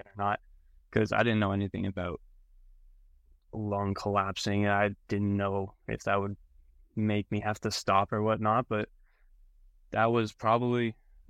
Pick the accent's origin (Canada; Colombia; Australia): Canada; moved away as an adult; now in Arkansas, United States; I am from Canada